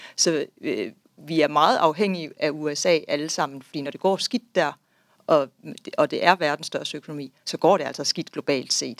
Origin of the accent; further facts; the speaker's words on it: Denmark; vi, som danskere